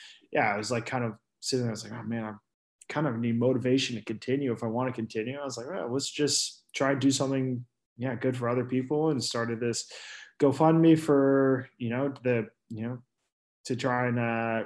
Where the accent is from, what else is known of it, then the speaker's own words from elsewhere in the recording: Houston, Texas, United States; also born or lived in Girona, Spain; now in Austin, United States; I am from Houston. So I grew up there, and about 10 years ago after high school, I moved to Austin